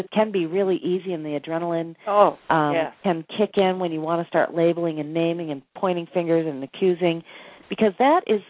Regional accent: Boston, Massachusetts, United States; now in Sedona, United States; I'm from Boston

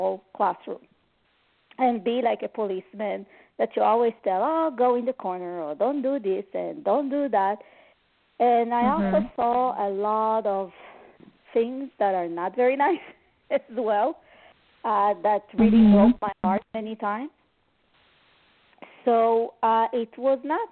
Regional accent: Montreal, Quebec, Canada; I'm from Montreal, Canada

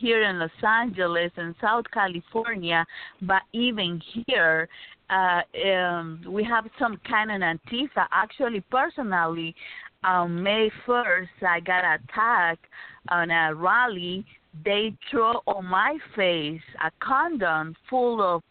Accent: Nicaragua; now in United States; my family and myself left Nicaragua

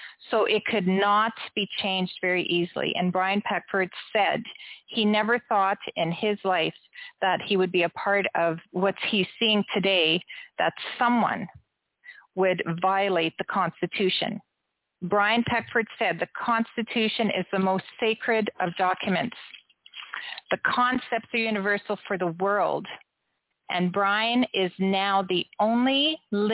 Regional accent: Canada; I am a Canadian woman

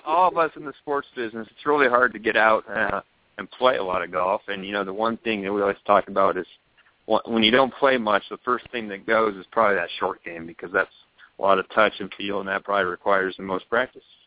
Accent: San Francisco Bay Area, California, United States; now in Arizona, United States; I grew up in the San Francisco Bay Area, except in the East Bay side

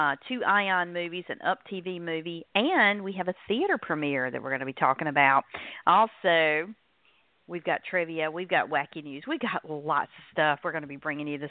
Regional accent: North Carolina, United States; accent: North Carolina; in case my accent has not given it away, I'm in North Carolina

